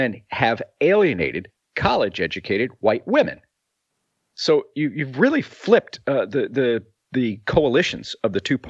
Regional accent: Missouri City, Texas, United States; the guys I grew up with in Missouri City, Texas

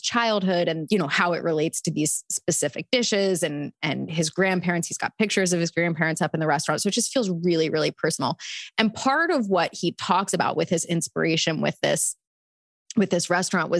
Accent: Delaware, United States

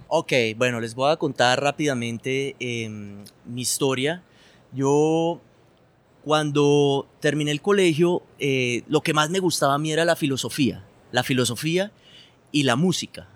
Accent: Bogotá, Colombia; now in Medellín, Colombia; familia colombiana, yo nací en Bogotá, vivo ahora en Medellín

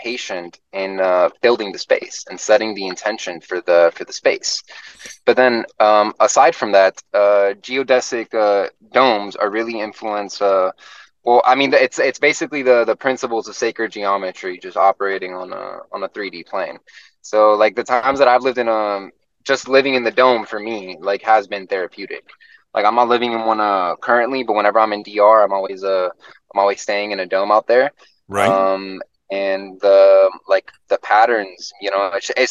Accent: Florida, United States; also born or lived in Puerto Rico; I was born in Puerto Rico, but I grew up in Florida

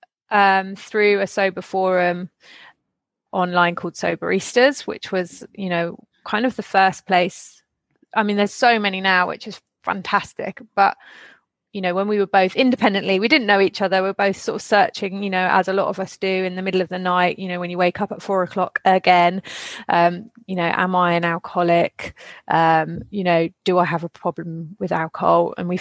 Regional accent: England, United Kingdom; moved away as an adult; now in France; So I grew up in England, in a small town, and then kind of all over.

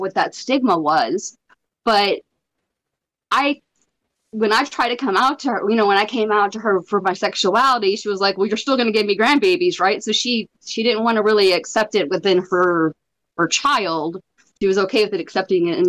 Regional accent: Atlanta, Georgia, United States; I grew up in Atlanta, and my mom was an apartment manager

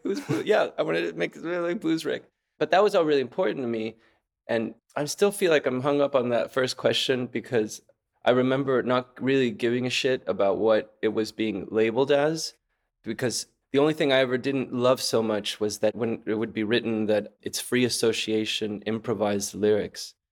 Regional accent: Caracas, Capital District, Venezuela; moved away; also born or lived in Texas / San Francisco; I was born in Texas, but I grew up in Caracas, Venezuela.

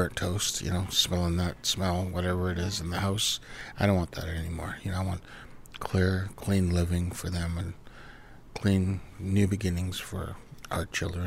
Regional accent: Vancouver Island, British Columbia, Canada; also born or lived in Cowichan / Los Angeles / Gulf Islands; now in Vancouver, Canada; I was raised in Nanus Bay with my parents, and then I was raised with my grandparents in Cowichan for 3 years

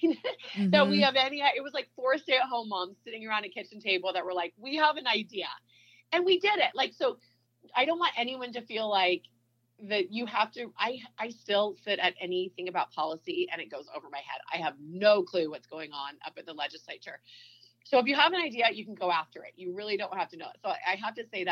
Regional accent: Bay Area, California, United States; now in Utah, United States; I'm from California, so we were in the Bay Area.

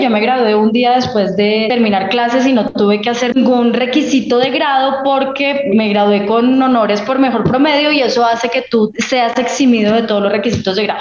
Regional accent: Bogotá, Colombia; also born or lived in Manizales, Colombia; Me vine a vivir a Bogotá cuando cumplí como siete años porque a mi papá lo nombraron en un cargo aquí eh, con sede en Bogotá, entonces nos trasladamos toda la familia. El colegio lo hice en Bogotá

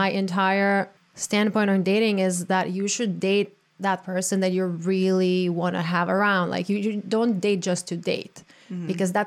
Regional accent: Croatia; now in United States; being born and raised in Croatia

